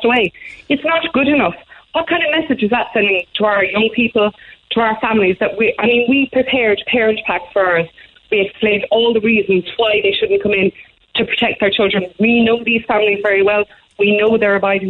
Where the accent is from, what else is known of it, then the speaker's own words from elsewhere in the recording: Ireland; As Irish people, we are very big on ritual and tradition